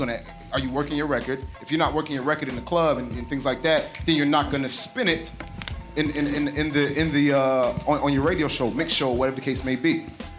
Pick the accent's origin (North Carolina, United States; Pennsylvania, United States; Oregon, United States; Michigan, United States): North Carolina, United States; Charlotte; And I'm from Charlotte, so I hear the same things that y'all are saying in Charlotte.